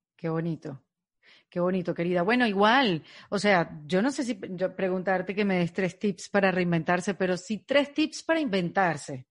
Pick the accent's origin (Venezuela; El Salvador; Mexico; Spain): Venezuela; yo como venezolana